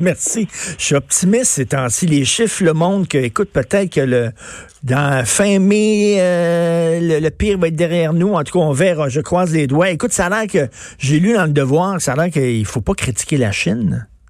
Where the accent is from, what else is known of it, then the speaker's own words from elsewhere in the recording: Quebec, Canada; on est tous des Québécois.